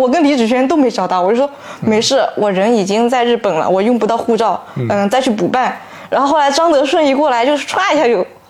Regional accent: Zhejiang, China; 啊我就是江浙沪的

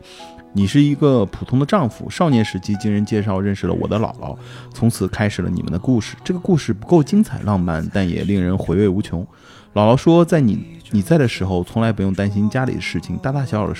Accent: northern China, China; 我作为一个北方人，肯定没问题。

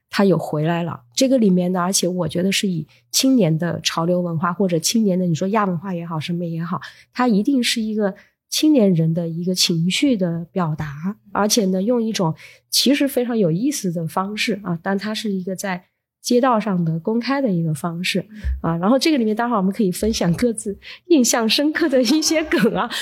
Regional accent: Hunan, China; moved away as an adult; now in Shanghai, China; 我是湖南人嘛

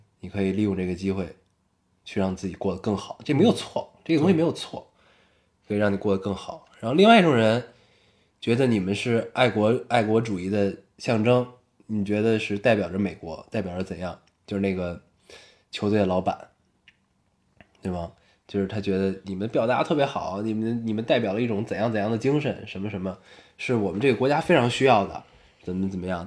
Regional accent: China; 我作为中国人

